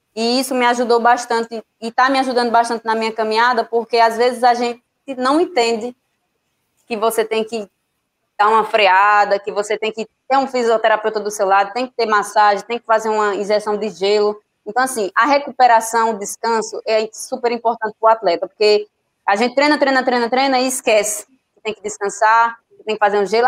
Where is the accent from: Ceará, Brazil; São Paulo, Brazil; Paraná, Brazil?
Ceará, Brazil; Juazeiro do Norte; now in Bahia, Brazil; eu sou cearense, que muita gente não sabe, eu moro aqui na Bahia, mas eu sou natural do Juazeiro do Norte